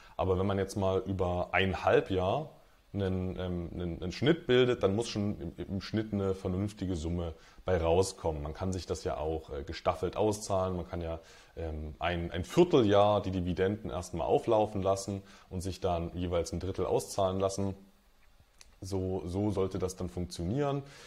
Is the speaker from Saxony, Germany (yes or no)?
yes; Dresden, Saxony, Germany; moved away as an adult; now in Magdeburg, Germany; Ich bin ähm, ja, aufgewachsen in Dresden, wohne mittlerweile in Magdeburg